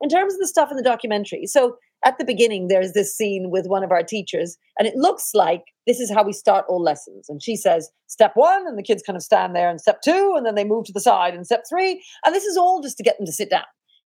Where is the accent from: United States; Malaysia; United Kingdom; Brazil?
United Kingdom; the fact that we are British. And if you want to have a functioning country, we all have to share something and we all have to believe in something.